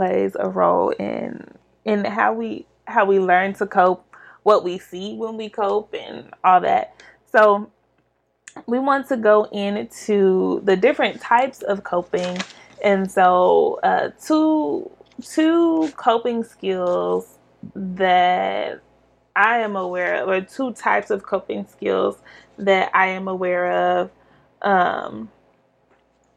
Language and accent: English; Kansas City, Missouri, United States; we grew up in the Kansas City School District, which is urban, in the urban community